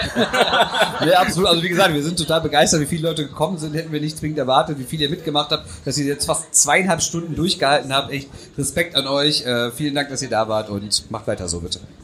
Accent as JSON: {"language": "German", "town": "Düsseldorf", "region": "North Rhine-Westphalia", "country": "Germany", "said": "als Düsseldorfer"}